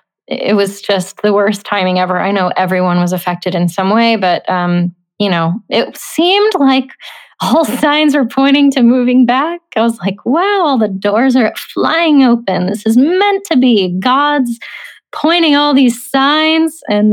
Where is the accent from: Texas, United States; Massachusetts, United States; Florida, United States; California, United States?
Florida, United States; Seminole; moved away as an adult; also born or lived in New Orleans, Louisiana / Nashville, Tennessee; I was born in New Orleans, and I love to claim it, but I really grew up in Seminole, Florida, because we moved there when I was one.